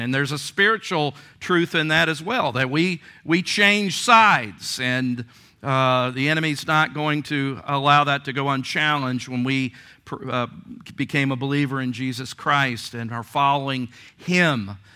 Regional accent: Virginia Beach, Virginia, United States; growing up in Virginia Beach or here on the coast

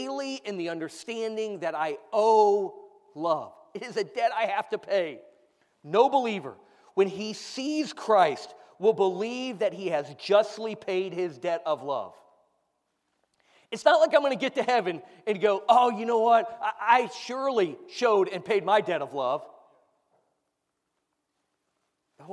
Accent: United States; As an American

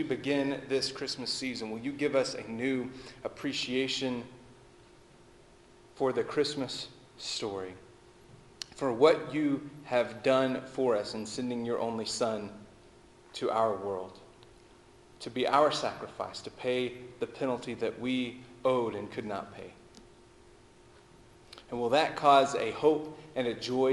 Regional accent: Texas, United States; I'm from Texas, and the way we would put it is it's back yonder

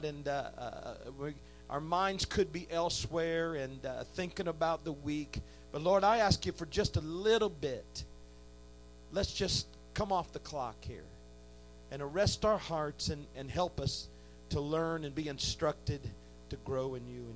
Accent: Indiana, United States; I grew up in a great church in Indiana

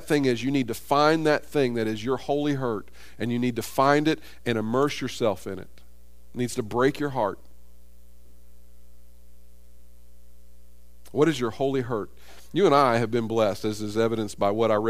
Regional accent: United States; I was born in America. I grew up in an affluent society

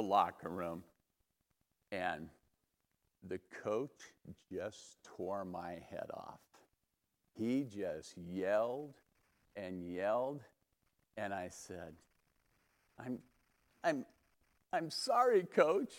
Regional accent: Los Altos, California, United States; I was born and raised in Los Altos, over by Loyola Corners

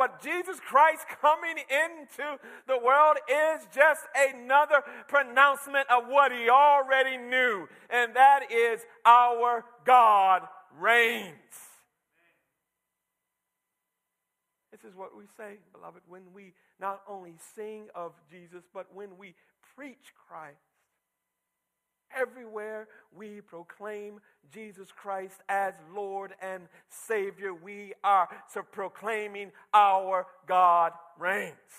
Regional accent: Michigan, United States; when I was a young boy growing up in Michigan, we, out in the countryside

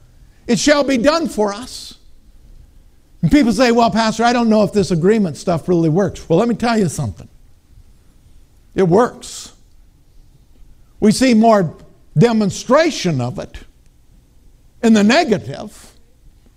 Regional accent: Minnesota, United States; I'm from Minnesota.

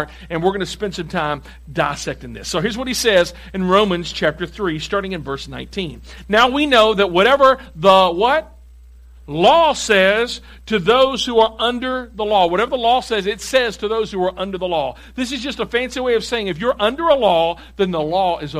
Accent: Tennessee, United States; I'm from Tennessee

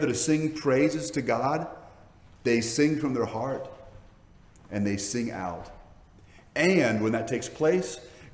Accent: Hawaii, United States; the Asian cultures I was raised in Hawaii

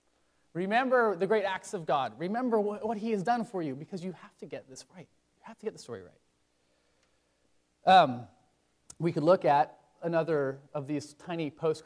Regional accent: Washington, United States; now in Virginia, United States; I'm from Washington State

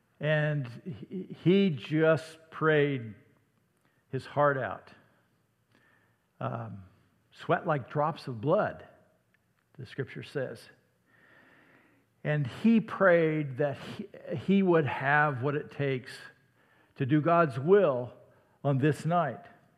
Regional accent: Iowa, United States; "You're from the south, aren't you?" "Well, no, I'm from Iowa."

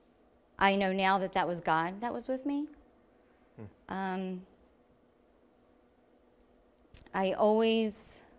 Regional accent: Levittown, United States; I was raised here in Levittown

